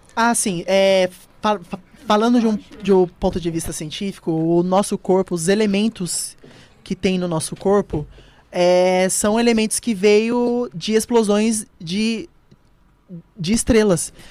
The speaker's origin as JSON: {"language": "Portuguese", "region": "São Paulo", "country": "Brazil", "tie": "born or raised there", "said": "Eu nasci em São Paulo, uhum. aqui mesmo, em São Miguel."}